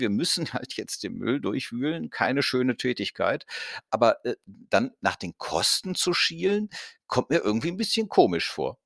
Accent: Cologne, North Rhine-Westphalia, Germany; ich komme aus Köln

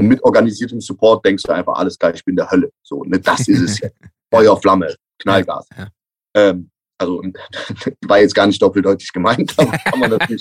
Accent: Cologne, North Rhine-Westphalia, Germany; als Kölner

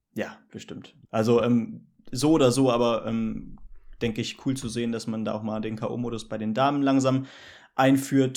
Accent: Hesse, Germany; als Hesse

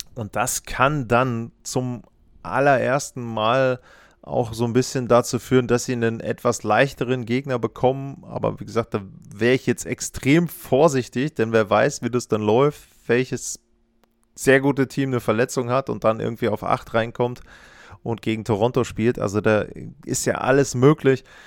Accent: Northern Germany, Germany; ich bin zwar aus dem Norden, aber ich aus Deutschland, ich komme nicht aus Buffalo

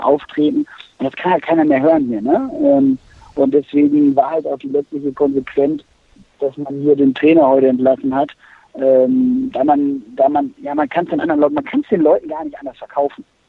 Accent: Aachen, North Rhine-Westphalia, Germany; moved away as an adult; now in Bremen, Germany; ich lebe mittlerweile in Bremen, bin aber eigentlich Rheinländer. Ich komme eigentlich aus Aachen

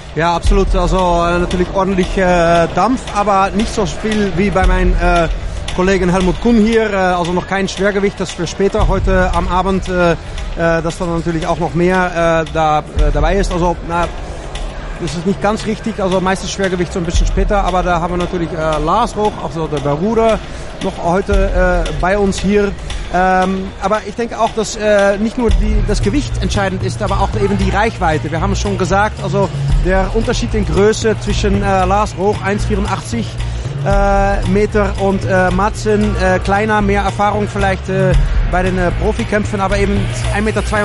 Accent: Netherlands; Ich als Holländer

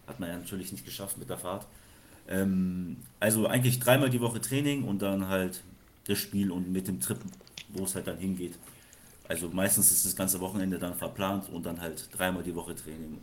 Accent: Franconia, Bavaria, Germany; wir sind zwar in Bayern, aber wir kommen aus Franken

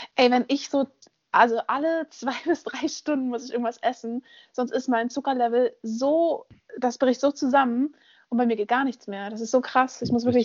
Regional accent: Berlin, Germany; moved away; Ich bin in Berlin aufgewachsen, da funktioniert die BVG

